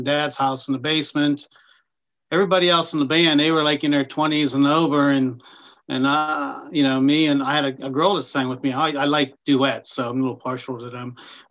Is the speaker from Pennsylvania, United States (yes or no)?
yes; Pittsburgh, Pennsylvania, United States; also born or lived in Nashville; I'm actually from the Pittsburgh area.